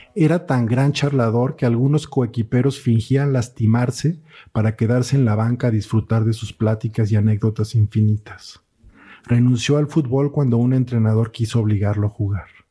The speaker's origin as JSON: {"language": "Spanish", "region": "Mexico City", "country": "Mexico", "said": "yo soy de aquí de la Ciudad de México"}